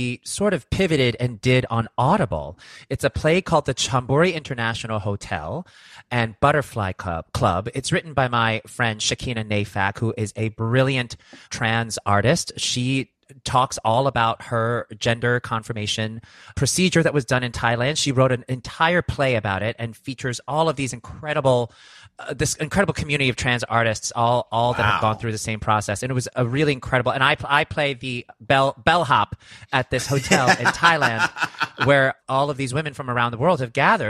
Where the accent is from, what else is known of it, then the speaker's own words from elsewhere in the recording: New York City, New York, United States; I'm from Brooklyn